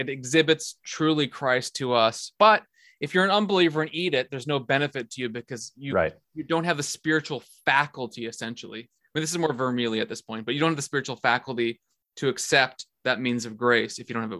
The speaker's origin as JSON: {"language": "English", "country": "Netherlands", "accent": "Dutch", "moved": "yes", "said": "I'm from the Netherlands, that's how I talk. Even though it's the worst accent in the world."}